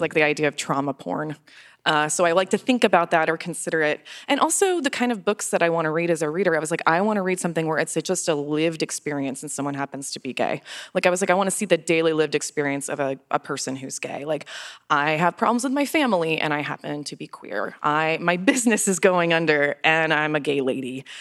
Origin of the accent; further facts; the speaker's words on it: Florida, United States; I'm from Florida. I love Florida. I've lived there my whole life